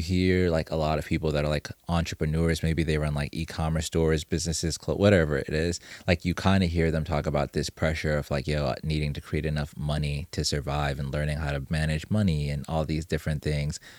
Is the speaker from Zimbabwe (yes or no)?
yes; Zimbabwe; moved away; I'm originally from Zimbabwe